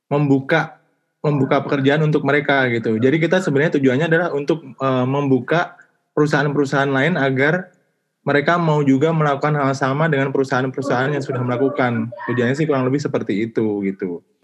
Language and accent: Indonesian; Yogyakarta, Special Region of Yogyakarta, Indonesia; nah, di daerah saya tuh di di Jogja itu eh, rata-rata kalau yang nggak ngerti info itu mereka bekerjanya ya bekerja dengan tenaga gitu